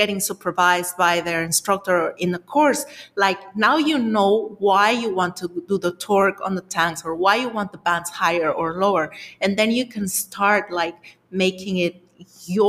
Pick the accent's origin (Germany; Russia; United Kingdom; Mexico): Mexico; You're talking to a Mexican